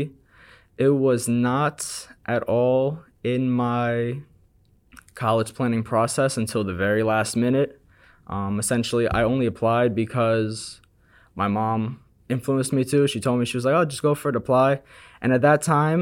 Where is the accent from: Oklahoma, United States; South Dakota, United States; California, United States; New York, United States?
New York, United States; Long Island; now in New York City, United States; Growing up in my hometown in Long Island